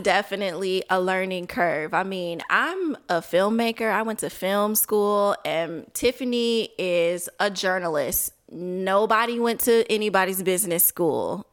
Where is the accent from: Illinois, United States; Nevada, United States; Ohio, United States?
Illinois, United States; Chicago; also born or lived in Milwaukee / Washington, D.C.; I'm from Chicago